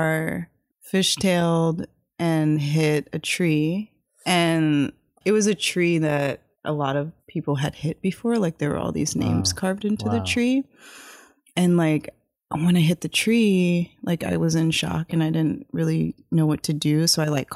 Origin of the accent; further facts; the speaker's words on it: Howard County, Maryland, United States; I grew up in Maryland, like in rural Maryland, Howard County, which is, it's between Baltimore and D.C.